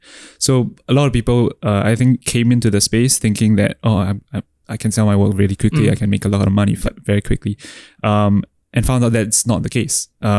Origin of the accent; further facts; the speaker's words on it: Singapore; So how do I access ETH in my home country?